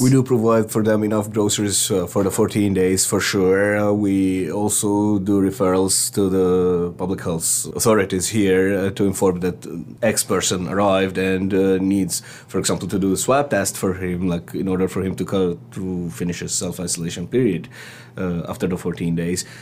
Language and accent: English; Egypt; moved away as an adult; now in St. John's, Canada; I'm from Egypt originally